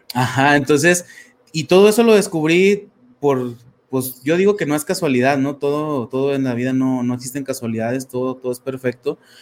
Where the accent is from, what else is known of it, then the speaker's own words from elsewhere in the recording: Torreón, Coahuila, Mexico; soy de México, soy de una ciudad que se llama Torreón, este, Coahuila